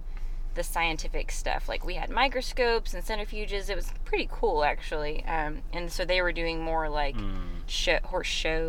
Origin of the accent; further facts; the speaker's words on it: Jacksonville, Florida, United States; moved away as an adult; also born or lived in Colorado / Arizona / Arkansas; now in Conway, United States; I started my first year of college at the University of North Florida because I'm from Jacksonville, Florida.